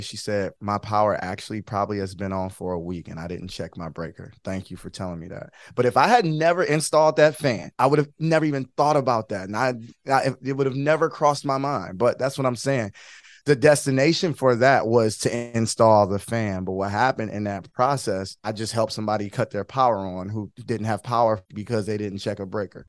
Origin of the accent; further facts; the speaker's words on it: Detroit, Michigan, United States; moved away as an adult; now in Florida, United States; born and, born and raised in Michigan, grew up in Detroit, um, but yeah, born and raised. I live in Florida now